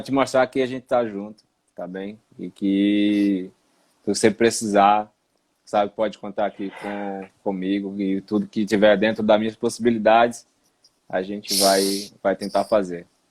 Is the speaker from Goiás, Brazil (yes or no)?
no; Recife, Pernambuco, Brazil; moved away as an adult; also born or lived in Ireland; now in Portugal; E eu de Recife